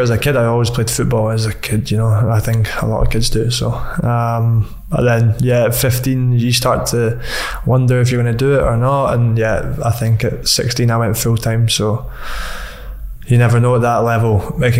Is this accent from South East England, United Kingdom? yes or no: no; Dunfermline, Scotland, United Kingdom; Uh, Dunfermline.